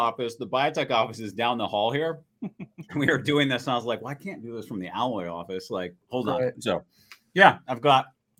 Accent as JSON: {"language": "English", "town": "Kinsley", "region": "Kansas", "country": "United States", "tie": "born or raised there", "also_born_or_lived": "Manhattan, Kansas / Wichita / New York", "moved": "as an adult", "lives_now": "New England, United States", "said": "I grew up on a farm in western Kansas. So a little place called Kinsley, Kansas, and a little farming town. And then from there, made my way east to Kansas City."}